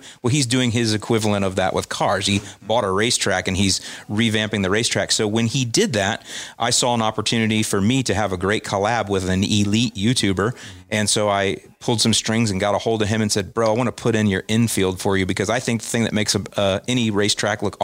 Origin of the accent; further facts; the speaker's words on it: St. Petersburg, Florida, United States; moved away as an adult; also born or lived in Northwest Indiana; I was born and raised in St. Petersburg, so right over here